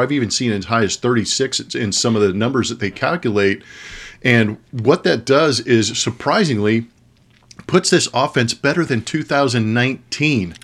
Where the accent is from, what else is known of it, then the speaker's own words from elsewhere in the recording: California, United States; growing up in California